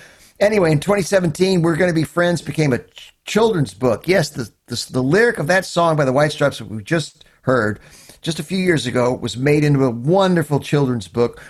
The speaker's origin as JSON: {"language": "English", "town": "Louisville", "region": "Kentucky", "country": "United States", "tie": "born or raised there", "said": "there's also a live show from 2001 from my hometown, Louisville, Kentucky"}